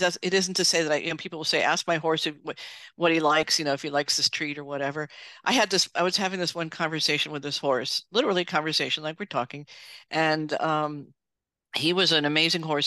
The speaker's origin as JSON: {"language": "English", "town": "New York City", "region": "New York", "country": "United States", "tie": "born or raised there", "said": "I grew up in New York City"}